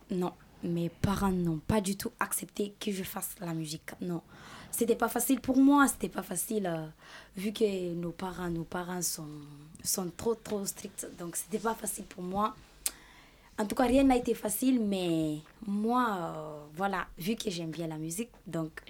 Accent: Guinea; French is a second language; Je viens de la Guinée-Conakry.

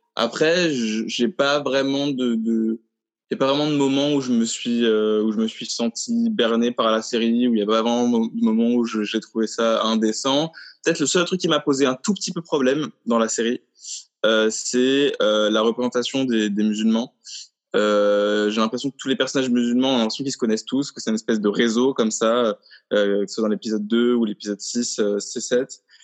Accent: Paris, Île-de-France, France; en tant que Parisien

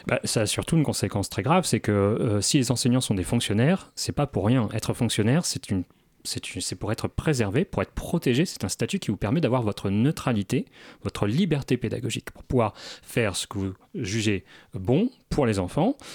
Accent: Normandy, France; moi je viens de Normandie, on a des secteurs dans la campagne qui sont euh, totalement déshérités de moyens

